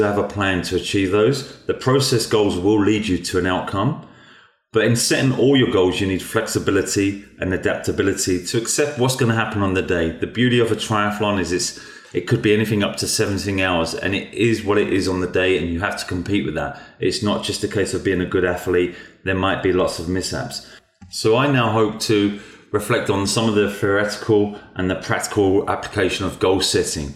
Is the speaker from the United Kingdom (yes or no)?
yes; England, United Kingdom; Growing up in England